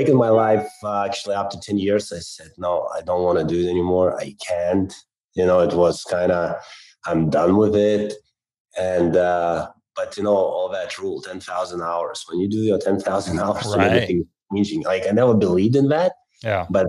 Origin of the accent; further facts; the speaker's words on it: Lithuania; moved away as an adult; also born or lived in England; I'm originally from Lithuania